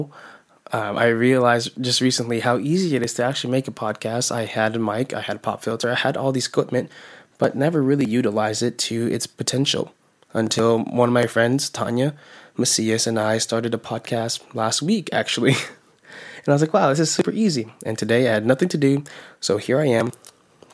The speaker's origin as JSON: {"language": "English", "country": "United States", "tie": "born or raised there", "said": "I'm a Filipino-American, born and raised in America, first generation"}